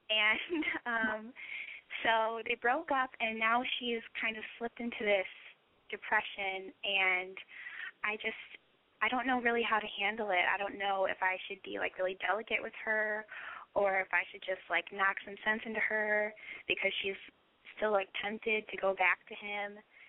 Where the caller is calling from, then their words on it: Bloomington, Indiana, United States; I'm 20, and I'm calling from Bloomington, Indiana.